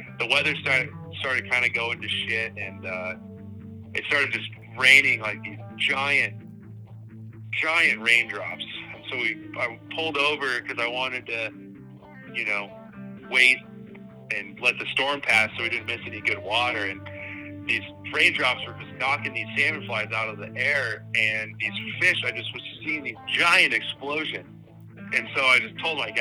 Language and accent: English; Missoula, Montana, United States; I was born and raised in Missoula, Montana